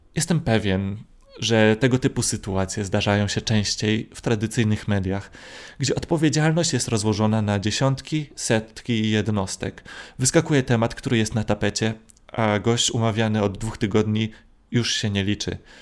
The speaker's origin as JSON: {"language": "Polish", "town": "Gdynia", "region": "Pomeranian Voivodeship", "country": "Poland", "said": "jestem z Gdyni, więc musiałem przyjechać do Warszawy"}